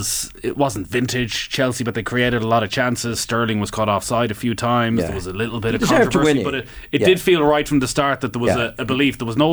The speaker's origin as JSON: {"language": "English", "area": "Mayo", "region": "Connacht", "country": "Ireland", "said": "Now look, I'm from Mayo"}